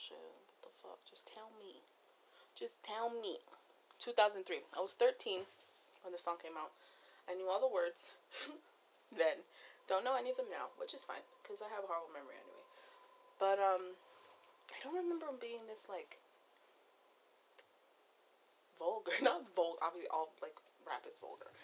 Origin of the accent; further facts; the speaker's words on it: East Coast, United States; I'm from the East Coast